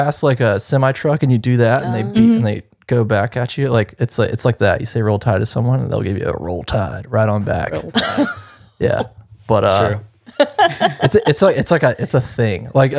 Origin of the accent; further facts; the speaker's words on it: the South, United States; So I'm from the South.